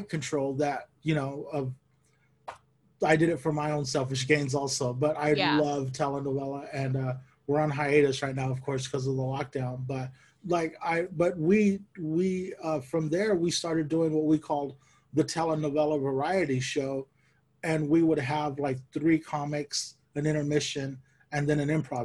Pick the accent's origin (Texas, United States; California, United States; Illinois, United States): California, United States; Bakersfield; moved away; we grew up in Bakersfield.